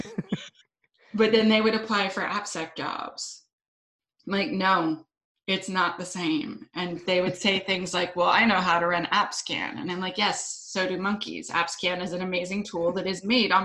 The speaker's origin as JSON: {"language": "English", "town": "Ottawa", "region": "Ontario", "country": "Canada", "moved": "as an adult", "lives_now": "Vancouver Island, Canada", "said": "I'm from Ottawa. I lived in Ottawa a long time, but now I live on the beautiful island of Vancouver Island"}